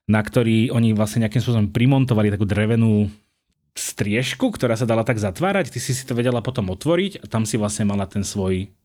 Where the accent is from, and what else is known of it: Galanta, Trnava Region, Slovakia